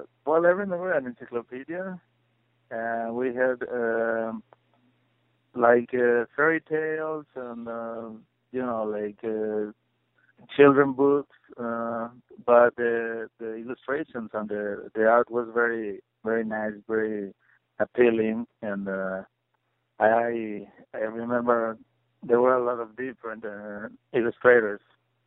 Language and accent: English; Puebla, Mexico; English is a second language; My passion, I think, comes from looking at a lot of books my mom had when I was growing up in Puebla, which is a small city south of Mexico City.